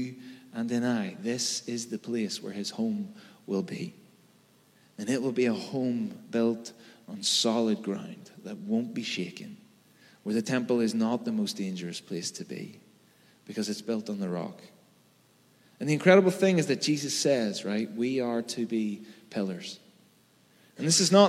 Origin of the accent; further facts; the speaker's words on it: Belfast, Northern Ireland, United Kingdom; I'm from Belfast, right? I know how to navigate bomb scares and plastic bullets.